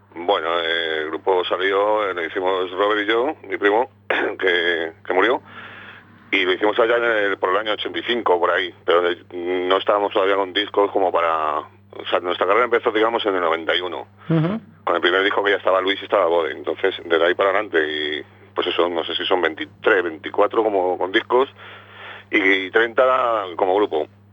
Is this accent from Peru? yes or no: no; Madrid, Community of Madrid, Spain; somos de Hortaleza, nos hemos criado en Hortaleza, se hizo el grupo en Hortaleza.